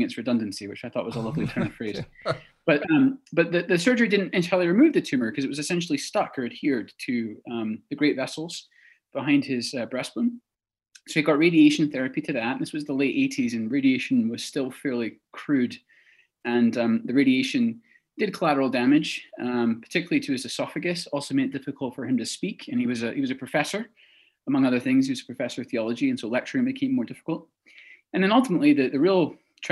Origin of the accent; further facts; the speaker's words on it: Texas, United States; also born or lived in Edinburgh, Scotland; moved to Texas at a young age